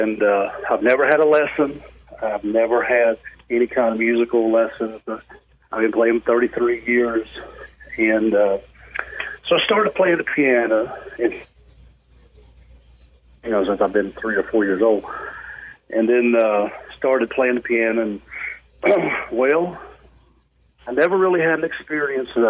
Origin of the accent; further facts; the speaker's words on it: Honaker, Virginia, United States; I was born in Honaker, Virginia. It was down in the southwest part of the state of Virginia.